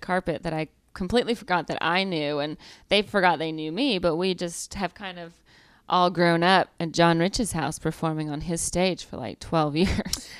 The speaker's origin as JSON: {"language": "English", "region": "Georgia", "country": "United States", "accent": "Southern", "moved": "yes", "said": "I'm from Georgia"}